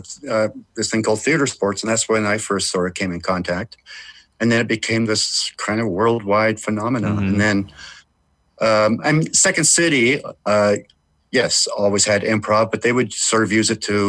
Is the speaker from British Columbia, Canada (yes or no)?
yes; Vancouver, British Columbia, Canada; I grew up in Vancouver, which is also a beautiful city.